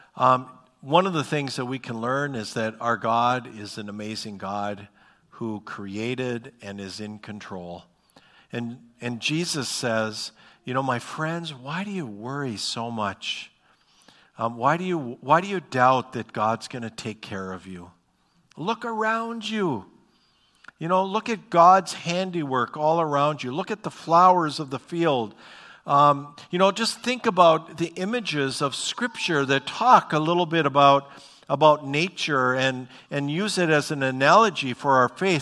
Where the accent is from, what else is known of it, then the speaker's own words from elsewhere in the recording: Bismarck, North Dakota, United States; also born or lived in Fargo, North Dakota; I grew up in Bismarck, North Dakota. I've spent pretty much my whole life, uh, in North Dakota.